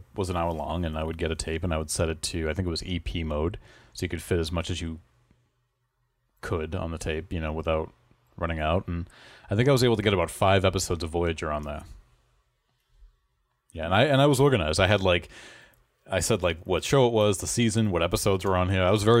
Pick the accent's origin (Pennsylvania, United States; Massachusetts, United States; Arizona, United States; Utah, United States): Massachusetts, United States; And we're from the Boston area.